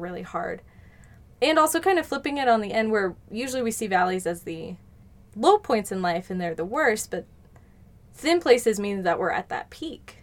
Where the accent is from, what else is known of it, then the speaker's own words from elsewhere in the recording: Colorado, United States; I grew up in Colorado